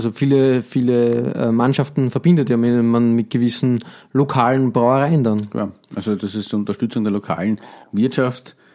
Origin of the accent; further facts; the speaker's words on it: Austria; wir sind Österreicher